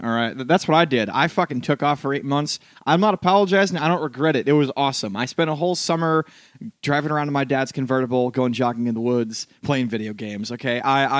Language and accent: English; New York City, New York, United States; But, like, I didn't because I'm a New Yorker.